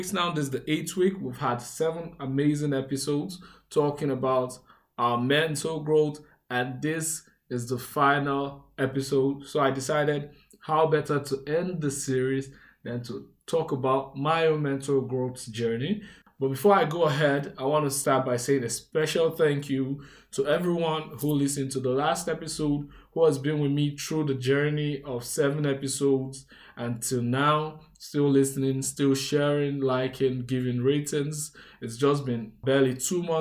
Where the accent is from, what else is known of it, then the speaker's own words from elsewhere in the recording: Benin City, Edo, Nigeria; I was born and raised in Edo State, Nigeria, Benin City, to be precise